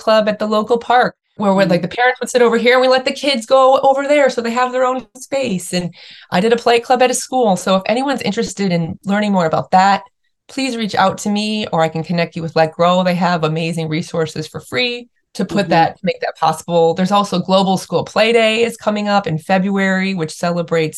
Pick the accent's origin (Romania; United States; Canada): United States; Chicago, Illinois; also born or lived in Australia; now in San Diego, United States; I grew up in the Midwest in Chicago with like big yards and big outdoor space